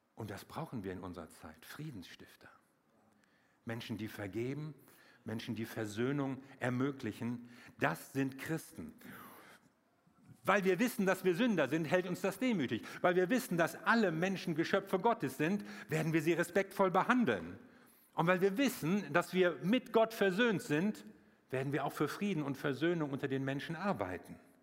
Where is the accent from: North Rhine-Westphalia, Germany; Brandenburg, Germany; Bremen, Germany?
North Rhine-Westphalia, Germany; Wuppertal; bei uns in Wuppertal, ich komme aus Wuppertal